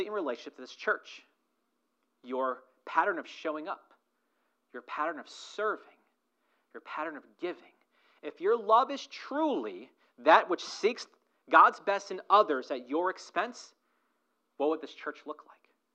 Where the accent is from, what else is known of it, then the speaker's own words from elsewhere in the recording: United States; us as American English readers